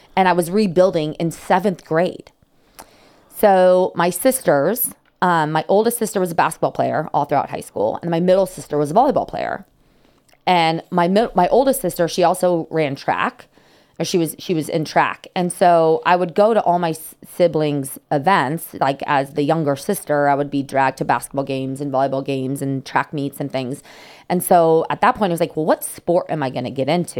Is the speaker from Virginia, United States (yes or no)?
no; San Diego, California, United States; also born or lived in South Carolina; born and raised in San Diego. Actually grew up in North County, um, close to Poway